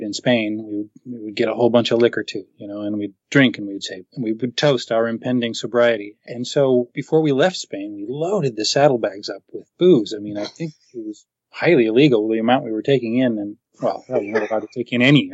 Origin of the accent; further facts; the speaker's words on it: New England, United States; I grew up in New England